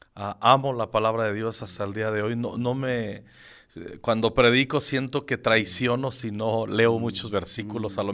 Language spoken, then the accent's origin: Spanish; Zacapu, Michoacán, Mexico; moved away as an adult; also born or lived in Morelia, Michoacán; now in Mexico City, Mexico; yo soy originario de Michoacán. De un pueblo, no, no es pueblo, ahora es ciudad, que se llama Zacapu, Michoacán, que está entre Zamora y la capital Morelia. Yo nací ahí, hasta los 11 años viví ahí y luego todo lo que es mi secundaria y la prepa, ya me fui a Morelia